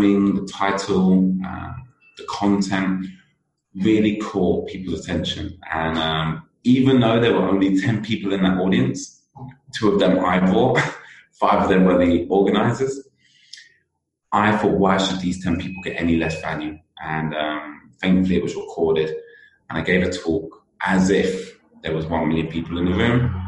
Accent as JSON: {"language": "English", "country": "United Kingdom", "accent": "British", "said": "you can definitely tell I'm British with my accent"}